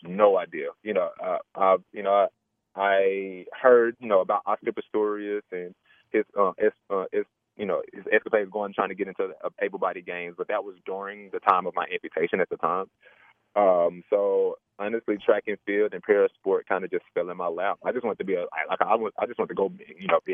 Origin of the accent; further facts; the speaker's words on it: Atlanta, Georgia, United States; also born or lived in Mississippi; I grew up down south in Georgia, between Mississippi and Georgia. I lived most of my life in Atlanta, though, so I like to call Atlanta home